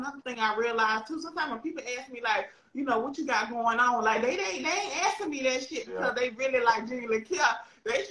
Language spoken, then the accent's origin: English; the South, United States; I'm from the South